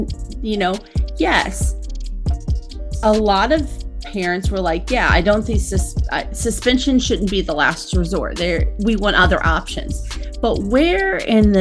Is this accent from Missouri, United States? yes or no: yes; Missouri, United States; moved away; I'm from Missouri originally.